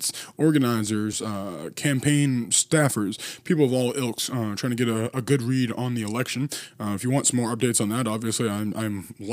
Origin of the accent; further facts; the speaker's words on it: Massachusetts, United States; my home state of Massachusetts